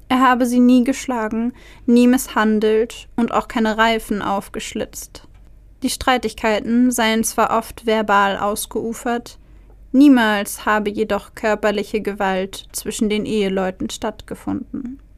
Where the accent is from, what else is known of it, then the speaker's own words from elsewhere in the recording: Nuremberg, Bavaria, Germany; Ich stamme aus Nürnberg